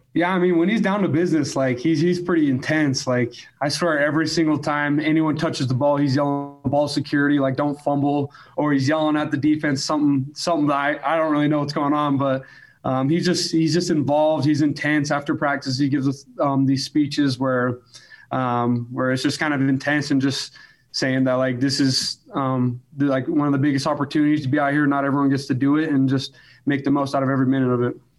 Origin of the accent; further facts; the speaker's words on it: Alpine, Utah, United States; I grew up in Alpine